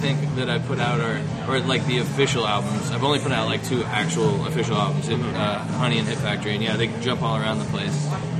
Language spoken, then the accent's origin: English; Des Moines, Iowa, United States; now in Los Angeles, United States; I was born in Des Moines, Iowa, and raised there in Iowa.